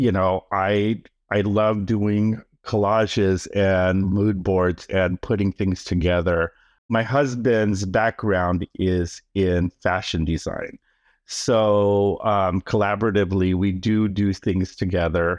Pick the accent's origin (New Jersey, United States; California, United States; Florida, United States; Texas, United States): California, United States; Oakland; born or raised there; first language Tagalog; English is a second language; also born or lived in Manila, Philippines